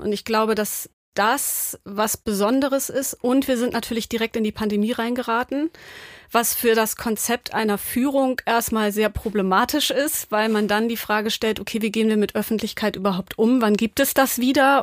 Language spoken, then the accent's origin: German; Hamburg, Germany; ich bin Hamburgerin